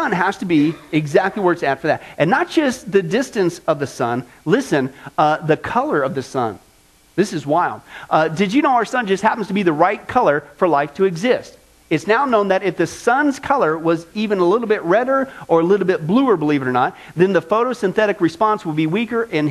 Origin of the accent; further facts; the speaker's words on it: the Midwest, Kansas, United States; now in Las Vegas, United States; growing up in the Midwest, out in the middle of nowhere, no light pollution like you get here in Vegas